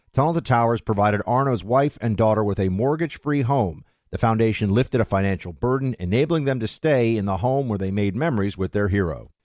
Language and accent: English; United States; as an American